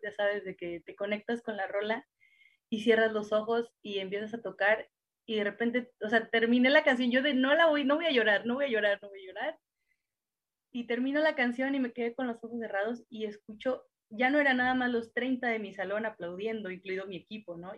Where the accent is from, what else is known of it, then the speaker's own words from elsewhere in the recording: Cuautla, Morelos, Mexico; yo soy de Morelos y allá en Cuautla, Morelos era todavía más complicado